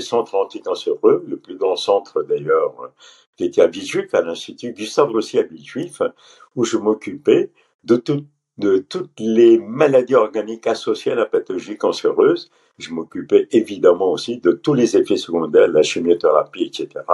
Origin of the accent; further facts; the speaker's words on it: Pondicherry, Puducherry, India; moved away as an adult; also born or lived in Paris, France; moi je suis euh, d'origine pondichérienne. Pondichéry était un ancien compteur français hein, euh, en Inde. J'insiste en disant comptoir et non colonie, hein, comptoir français. J'ai fait toutes mes études au lycée français à Pondichéry